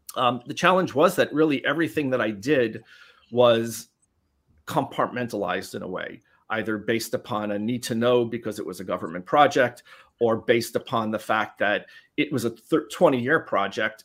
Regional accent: New York City, New York, United States; the Bronx, New York. so I grew up in New York City.

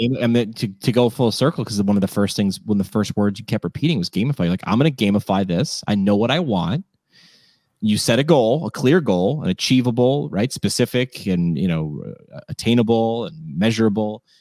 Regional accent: Scranton, Pennsylvania, United States; also born or lived in New York; I went back to my hometown, ran work, ran a radio station there

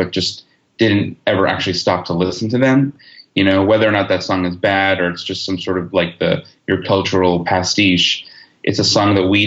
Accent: Long Island, New York, United States; moved away as an adult; now in Los Angeles, United States; I grew up on Long Island and went to NYU and lived in the city for a really long time

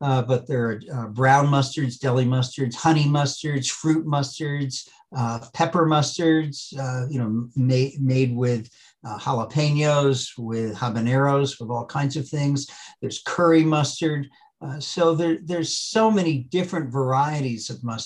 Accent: Worcester, Massachusetts, United States; when I was growing up in Worcester, Massachusetts

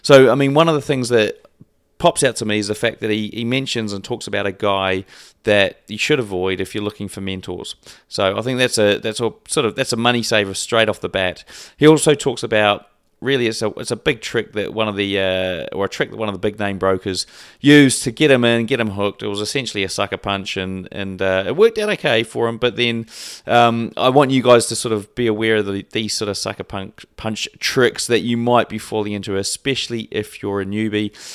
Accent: New Zealand; I'm also a Kiwi

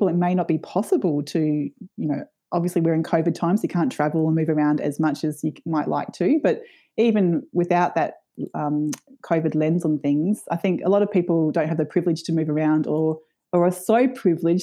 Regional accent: Brisbane, Queensland, Australia; I grew up in Meanjin in Brisbane in a really vibrant suburb called Kurilpa, which is in West End.

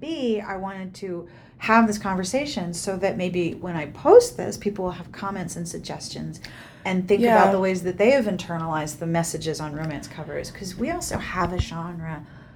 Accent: Pittsburgh, Pennsylvania, United States; I'm from the East Coast. I grew up in Pittsburgh

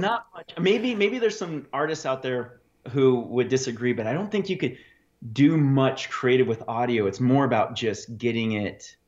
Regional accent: Fairbanks, Alaska, United States; also born or lived in Anchorage; I grew up in Fairbanks

